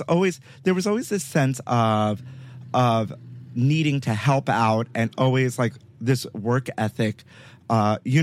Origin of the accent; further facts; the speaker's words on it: New York City, New York, United States; moved away; I grew up on 55th and 8th